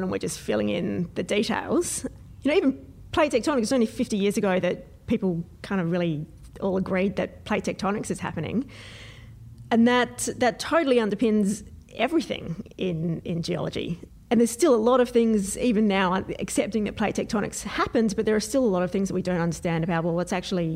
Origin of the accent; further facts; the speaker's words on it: Adelaide, South Australia, Australia; I'm from Adelaide, at least in South Australia.